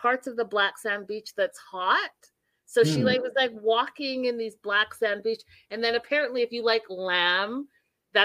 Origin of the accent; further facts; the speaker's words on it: Canada; I'm from Canada, but we grew up and you were just Canadian